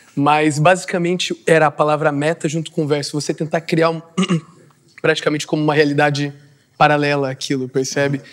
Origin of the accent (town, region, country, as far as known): Vila Real de Santo António, Faro, Portugal